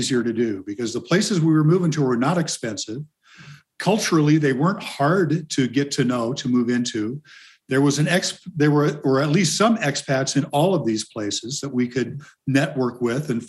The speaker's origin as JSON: {"language": "English", "town": "Omaha", "region": "Nebraska", "country": "United States", "tie": "born or raised there", "moved": "as an adult", "said": "Omaha is a wonderful place. It's my hometown"}